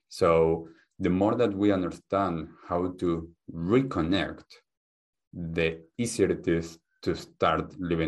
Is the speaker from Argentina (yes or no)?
yes; Argentina; English is a second language; also born or lived in United States / Germany; I grew up in Argentina, and my family has a background of Judaism, and I lived in the US and in Germany and a few different places. So this accent is a beautiful mix.